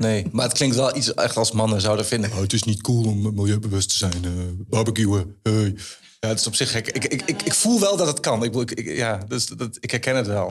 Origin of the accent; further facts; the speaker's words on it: Enschede, Overijssel, Netherlands; Ik in Enschede